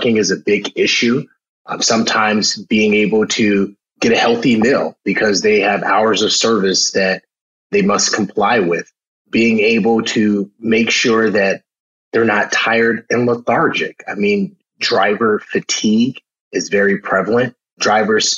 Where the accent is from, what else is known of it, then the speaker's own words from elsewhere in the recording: Chicago, Illinois, United States; I grew up in Chicago, south side of Chicago